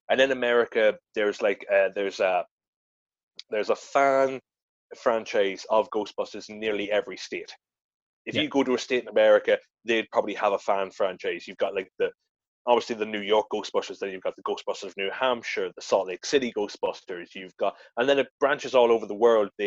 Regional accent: Ireland; now in Edinburgh, United Kingdom; Now, I obviously because me being an Irish boy living in Edinburgh, I didn't want

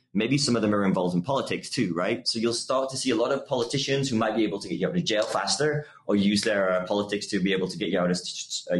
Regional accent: United Kingdom; I'm British

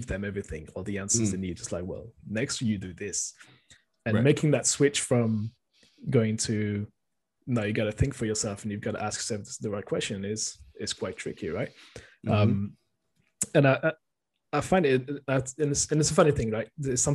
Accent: France; I'm born and raised in France

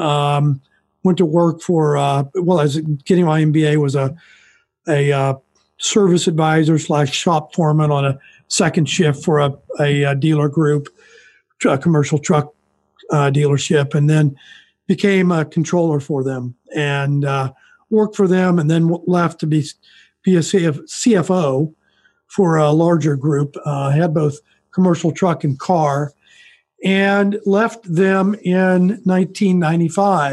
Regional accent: Kansas, United States; I'm from Kansas. I've stayed in Kansas my entire life.

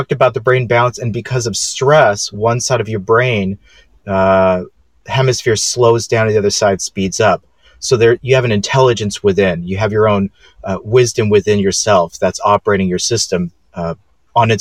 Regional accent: Los Angeles, California, United States; moved away as an adult; also born or lived in Chicago, Illinois; now in Franklin, United States; I am born and raised in West LA, right next door to Venice Beach, Santa Monica

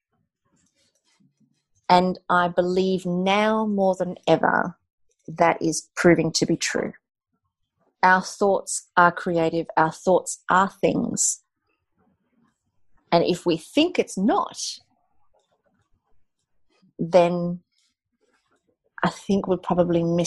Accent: South Africa; I'm South African, and when I grew up in South Africa, it was very much in a time, the time of apartheid

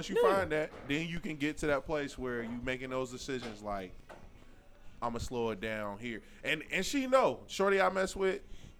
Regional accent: Cincinnati, Ohio, United States; I'm from Cincinnati, Ohio. I'm black and I'm from Cincinnati. And I'm single.

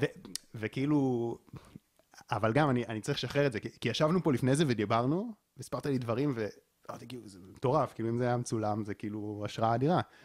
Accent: Israel; נולדתי פה בישראל

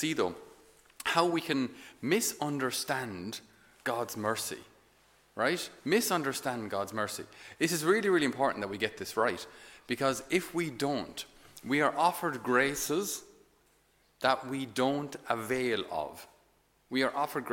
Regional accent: Ireland; I'm only Irish

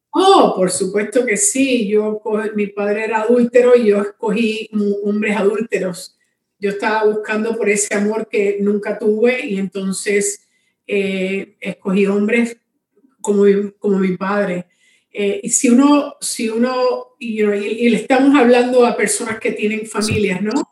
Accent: Cuba; now in Miami, United States; yo vivo en Miami, Florida, soy cubana, pero he estado en Miami por muchos años

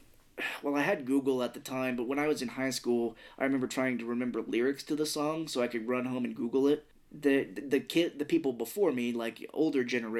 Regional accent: Missouri, United States; We're hicks from Missouri.

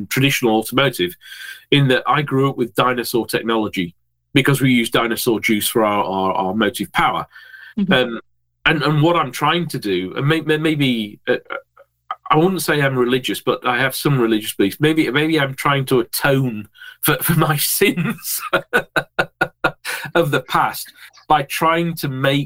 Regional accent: Yorkshire and the Humber, United Kingdom; I'm a Yorkshireman.

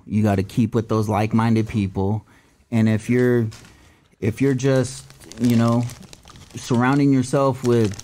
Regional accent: California, United States; also born or lived in Orange County, California; I'm Cali boy. Born and raised

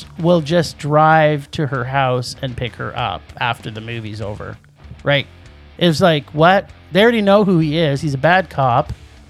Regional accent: Toronto, Ontario, Canada; accent: Torontonian; It's my Torontonian accent.

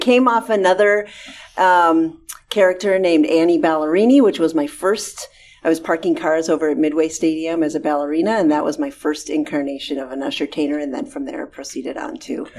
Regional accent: Northern California, United States; now in Minnesota, United States; I grew up in Northern California where there was hockey, actually.

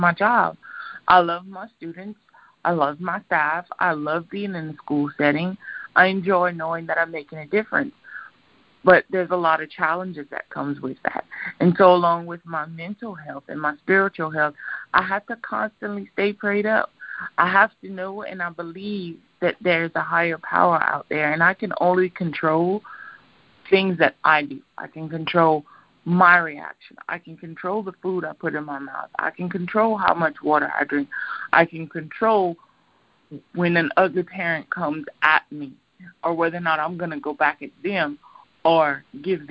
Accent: Louisiana, United States; I'm from Louisiana. I love my alcohol. I love my Cajun food.

